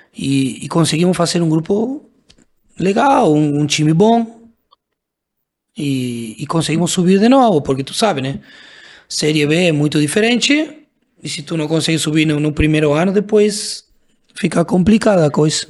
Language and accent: Portuguese; Argentina; Portuguese is a second language; moved away as an adult; also born or lived in Brazil; sendo argentino